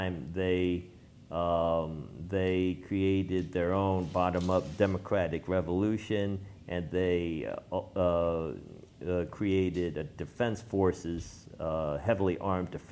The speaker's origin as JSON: {"language": "English", "region": "New York", "country": "United States", "said": "I'm a filmmaker from New York"}